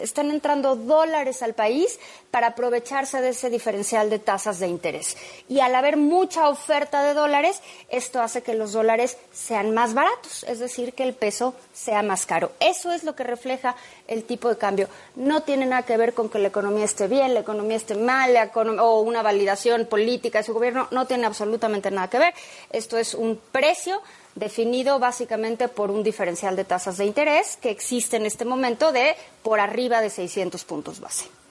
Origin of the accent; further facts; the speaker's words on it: Mexico; los mexicanos